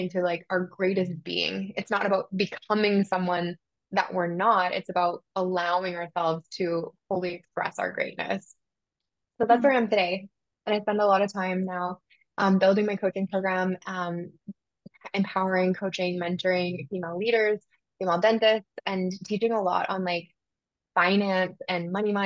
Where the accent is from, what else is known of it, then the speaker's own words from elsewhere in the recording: Southern Alberta, Canada; moved away as an adult; also born or lived in Bermuda; I grew up in Canada, Southern Alberta